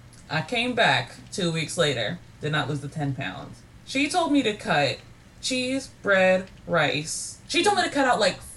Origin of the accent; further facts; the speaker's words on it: Kentucky, United States; I'm literally from Kentucky.